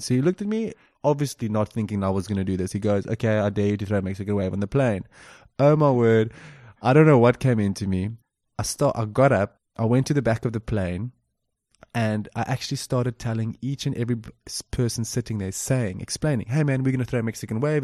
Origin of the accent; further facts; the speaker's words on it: Cape Town, Western Cape, South Africa; moved away as an adult; also born or lived in England; I'm also born in South Africa, the beautiful South Africa, down in Cape Town